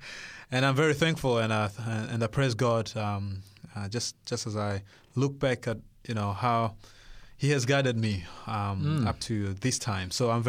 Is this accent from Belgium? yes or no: no; Burundi; born there; English is a second language; moved away; also born or lived in Congo; I was born in Burundi, the central east of Africa